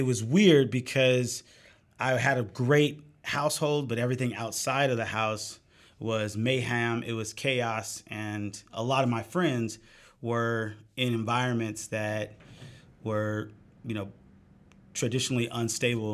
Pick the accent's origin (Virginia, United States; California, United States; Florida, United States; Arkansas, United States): California, United States; Oakland; born and raised in East Oakland